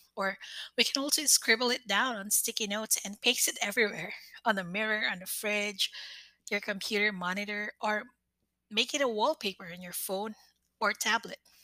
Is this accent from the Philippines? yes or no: yes; Philippines; I am a Filipina